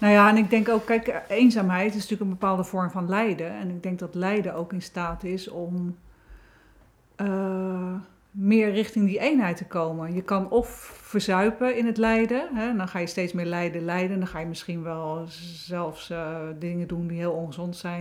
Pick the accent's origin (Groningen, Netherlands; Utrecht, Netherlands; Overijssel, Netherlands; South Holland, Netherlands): South Holland, Netherlands; Wateringen; ben in Wateringen geboren, 1965